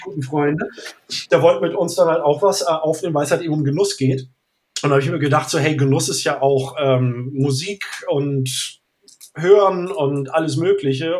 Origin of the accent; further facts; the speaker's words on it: Northern Germany, Germany; Ich bin Norddeutscher